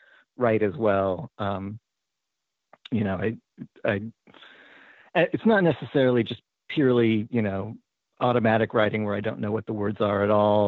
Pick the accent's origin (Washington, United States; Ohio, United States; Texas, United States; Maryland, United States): Washington, United States; Tacoma; moved away; I grew up in Tacoma, Washington, up in the Puget Sound, and I haven't lived there for a really long time